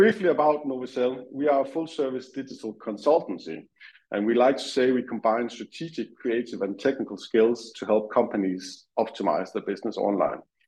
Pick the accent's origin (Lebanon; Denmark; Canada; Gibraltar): Denmark; moved away as an adult; now in United Kingdom; I'm from Denmark. I moved to UK some 3.5 years ago now with my family, just before COVID